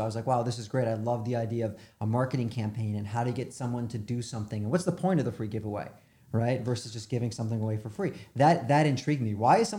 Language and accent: English; New York, United States; also born or lived in Chicago; I grew up in New York. But I ended up living in Chicago for about 15 years.